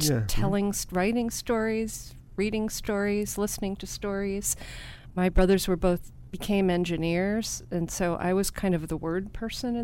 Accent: East Brunswick, New Jersey, United States; In East Brunswick, New Jersey

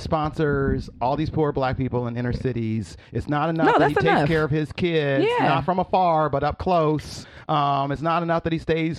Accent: Chicago, Illinois, United States; y'all know I'm from Chicago.

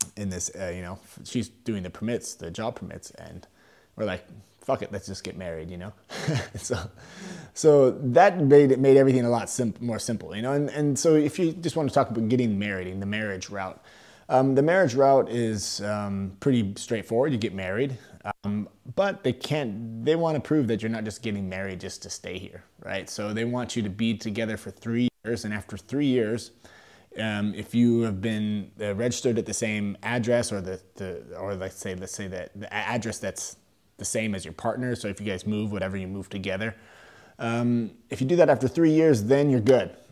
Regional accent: Sacramento, California, United States; moved away as an adult; now in Germany; I'm originally from California, uh, from Sacramento area

